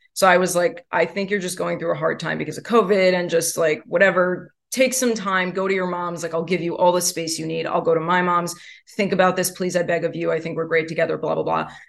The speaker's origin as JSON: {"language": "English", "region": "New York", "country": "United States", "tie": "born or raised there", "said": "I am born and raised in New York"}